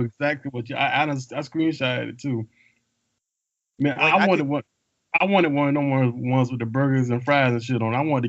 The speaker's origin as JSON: {"language": "English", "region": "the South", "country": "United States", "said": "We are from the South. Damn near all the black people in our community is our cousins."}